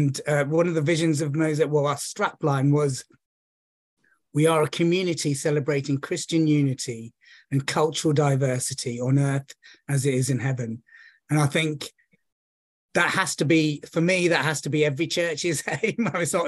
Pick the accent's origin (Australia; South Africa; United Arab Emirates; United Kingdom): United Kingdom; London; I'm of Sri Lankan Tamil ethnicity, but I was born and brought up in London, and one of the challenges growing up was I British, was I Sri Lankan